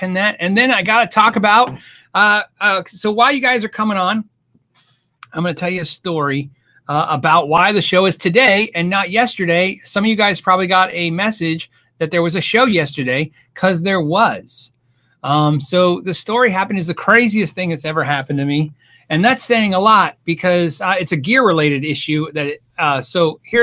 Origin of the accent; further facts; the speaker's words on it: Arizona, United States; we're from Arizona